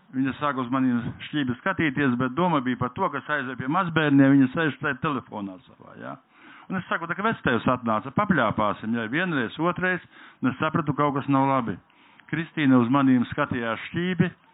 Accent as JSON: {"language": "Latvian", "region": "Latgale", "country": "Latvia", "said": "Es nākam no Latgales nāku"}